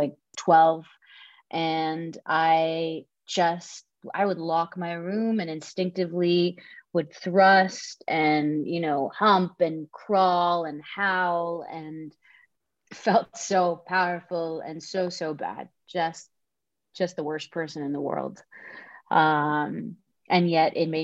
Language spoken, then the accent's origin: English; Dhahran, Eastern Province, Saudi Arabia; moved away as an adult; now in Los Angeles, United States; born and raised in Saudi Arabia, in Dhahran to be specific, the eastern province of Saudi Arabia